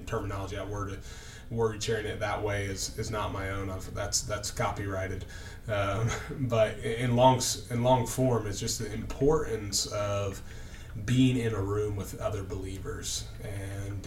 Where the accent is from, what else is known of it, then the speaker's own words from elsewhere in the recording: Indianapolis, Indiana, United States; also born or lived in Knoxville, Tennessee; I grew up in Indianapolis, Indiana, uh, west side